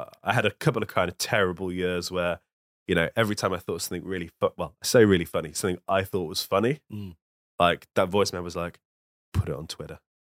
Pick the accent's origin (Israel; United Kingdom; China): United Kingdom; Birmingham, West Midlands; King's Heath, Hall Green, that's where I'm from.